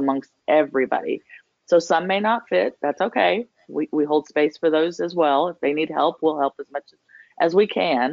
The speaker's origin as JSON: {"language": "English", "region": "New Mexico", "country": "United States", "also_born_or_lived": "Washington, D.C.", "moved": "as an adult", "lives_now": "Georgia, United States", "said": "I'm from New Mexico."}